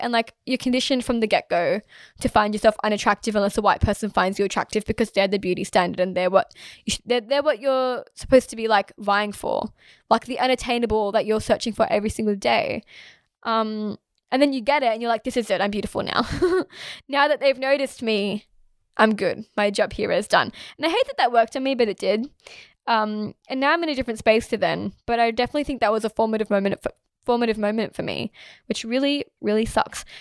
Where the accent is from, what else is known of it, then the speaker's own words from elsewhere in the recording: Australia; I am Australian, I promise. I'm from here